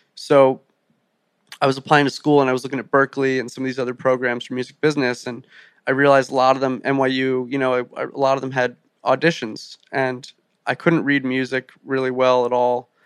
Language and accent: English; Rumson, New Jersey, United States; I grew up five minutes from the beach, a little town called Rumson